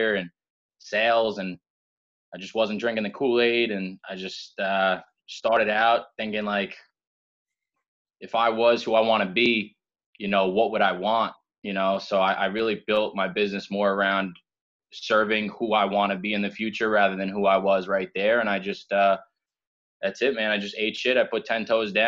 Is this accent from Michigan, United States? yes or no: no; Huntington, New York, United States; moved away as an adult; also born or lived in Tampa; I'm from Long Island, Huntington. Grew up, you know, playing sports